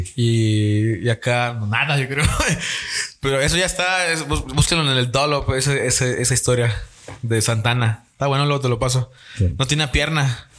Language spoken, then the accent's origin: Spanish; Tamaulipas, Mexico; tanto Daniel, tanto Jebus, tanto como yo somos de Tamaulipas